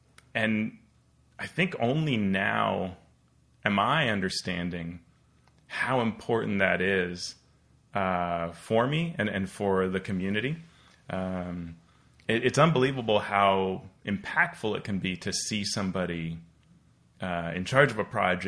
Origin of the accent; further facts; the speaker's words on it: Colombia; moved away; being Colombian American and growing up, my experience playing was in Colombia.